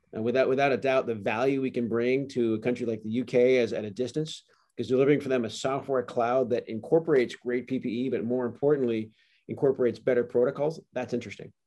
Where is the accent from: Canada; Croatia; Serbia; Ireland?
Canada; moved away; also born or lived in California; I am a Canadian, and very proudly